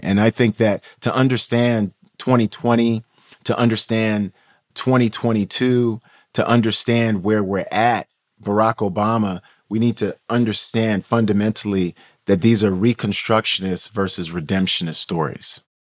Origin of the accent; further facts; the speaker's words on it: New York City, New York, United States; I grew up in New York City, Queens Village, New York